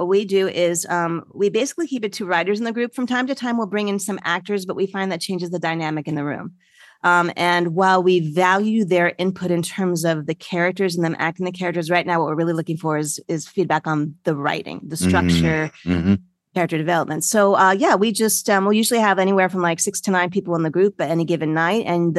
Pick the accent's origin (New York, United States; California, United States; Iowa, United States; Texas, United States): New York, United States; So I am a can-do person. I'm a New Yorker.